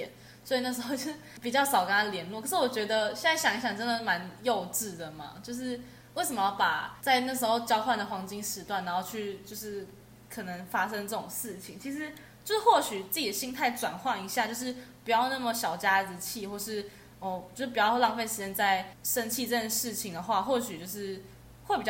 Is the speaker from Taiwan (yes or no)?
yes; Taiwan; 因为我们是台湾人